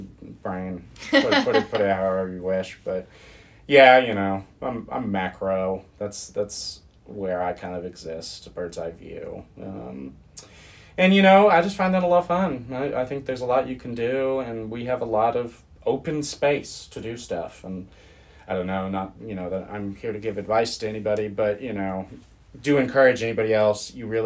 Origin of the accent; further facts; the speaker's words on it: Germany; born there; also born or lived in United States; I was born abroad.